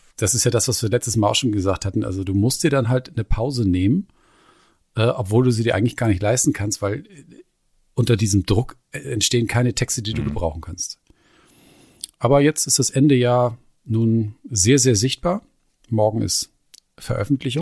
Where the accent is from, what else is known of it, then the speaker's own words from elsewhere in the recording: Schleswig-Holstein, Germany; bei uns in Schleswig-Holstein